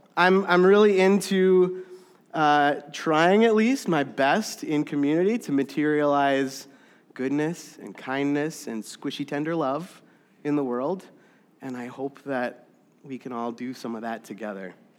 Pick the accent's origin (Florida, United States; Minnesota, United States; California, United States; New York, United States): Minnesota, United States; Saint Louis Park; I was born and raised in Saint Louis Park, Minnesota